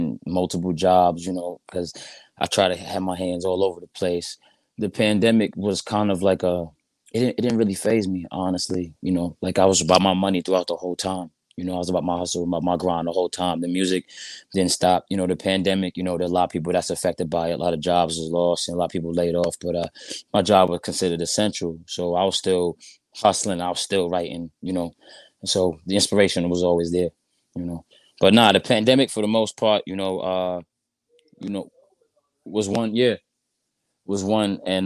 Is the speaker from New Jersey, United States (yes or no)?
no; New York City, New York, United States; I'm from Brooklyn, New York